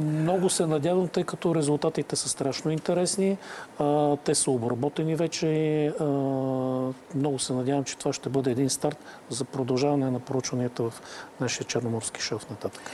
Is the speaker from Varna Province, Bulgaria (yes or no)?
yes; Varna, Varna Province, Bulgaria; ние като варненци